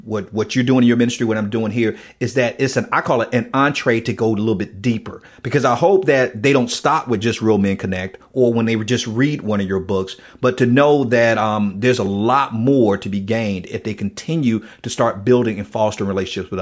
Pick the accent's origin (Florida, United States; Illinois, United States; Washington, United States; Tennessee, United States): Florida, United States; Miami; accent: Southern drawl; also born or lived in Pensacola, Florida; I'm from Miami, and I went to school in Pensacola